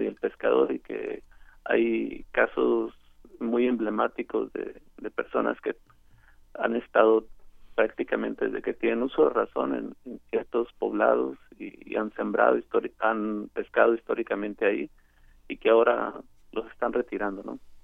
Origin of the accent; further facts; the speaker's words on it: Tijuana, Baja California, Mexico; yo soy reportero y además soy nativo de Tijuana